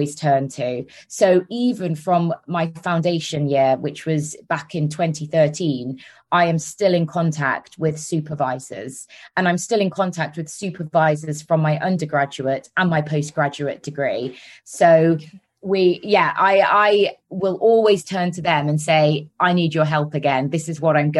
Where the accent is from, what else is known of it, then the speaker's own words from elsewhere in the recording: Solihull, West Midlands, United Kingdom; accent: Brummie; now in London, United Kingdom; I'm actually from Solihull, which is near Birmingham.